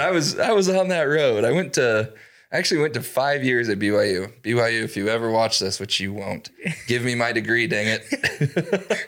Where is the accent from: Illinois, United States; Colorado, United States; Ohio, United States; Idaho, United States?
Idaho, United States; Idaho Falls; I'm born and raised in Idaho Falls